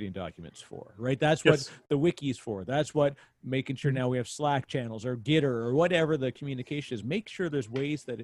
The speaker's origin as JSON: {"language": "English", "country": "Canada", "said": "I'm Canadian"}